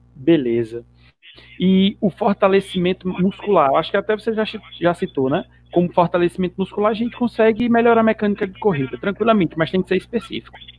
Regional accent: Pernambuco, Brazil; moved away; nosso conterrâneo que eu sou pernambucano também

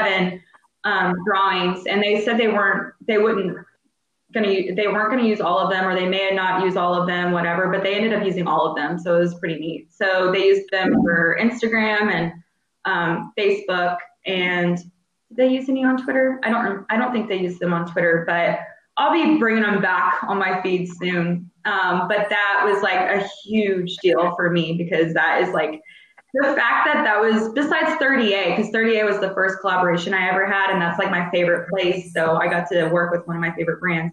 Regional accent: New Orleans, Louisiana, United States; I was born in New Orleans

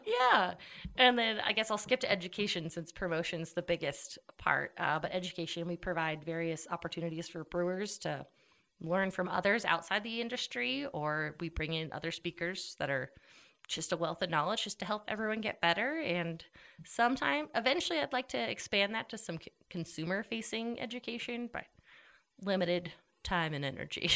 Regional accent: Idaho, United States; moved away as an adult; also born or lived in Austin, Texas / Chicago, Illinois; I was gone from Idaho less than a year, or just about a year. And I was like, I got to get back to Idaho.

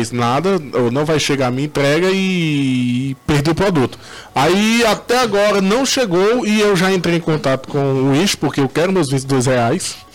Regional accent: Northeast Region, Brazil; Mas pra gente que é do Nordeste, sabe que a logística

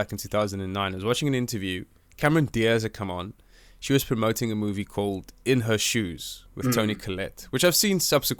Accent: South Africa; now in United Kingdom; I'm from South Africa. I'm from a hot country.

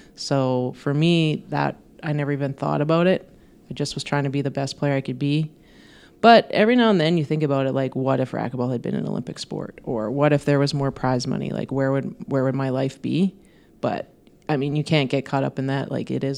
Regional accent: Thompson, Manitoba, Canada; I loved growing up in Thompson. I think it was a great place for me to grow up. It's a very sports-minded community, and they really supported their youth sports

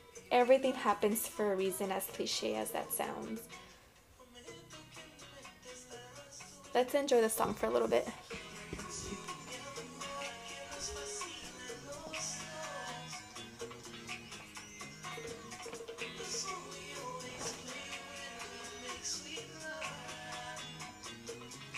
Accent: Chicago, Illinois, United States; in Chicago when we lived in the summer

